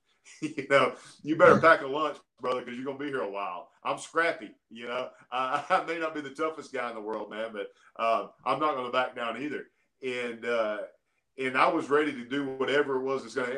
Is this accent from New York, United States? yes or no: no; Alabama, United States; I'm from Alabama, man. I grew up in Alabama